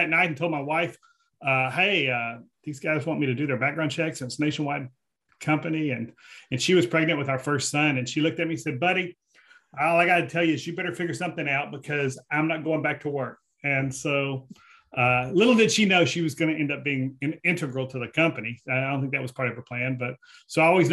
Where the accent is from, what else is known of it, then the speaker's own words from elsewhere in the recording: Fort Worth, Texas, United States; I grew up on the west side of Fort Worth